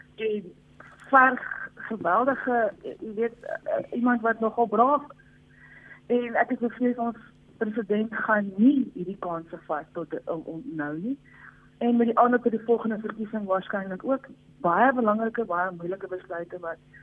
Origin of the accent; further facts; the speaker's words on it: South Africa; as Afrikaners